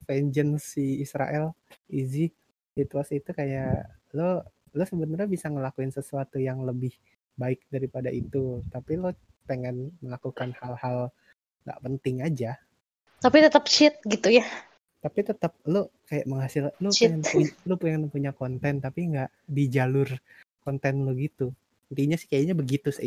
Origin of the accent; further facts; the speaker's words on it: Bandung, West Java, Indonesia; Saya orang Bandung ketemu Depok, maaf.